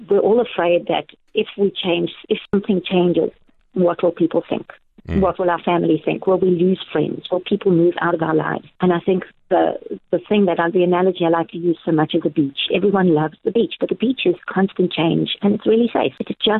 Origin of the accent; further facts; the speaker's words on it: Cape Town, Western Cape, South Africa; also born or lived in Natal / Barrydale; now in George, South Africa; I'm from many places. I was born in Natal. I went to high school in Cape Town. I spent a lot of my life traveling to places like America and Tanzania. Spent a long time in Barrydale in the Little Karoo, and now I'm in George.